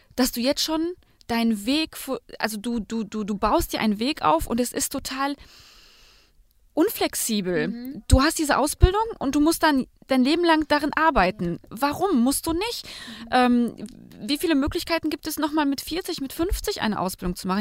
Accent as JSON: {"language": "German", "country": "Germany", "said": "bei uns in Deutschland"}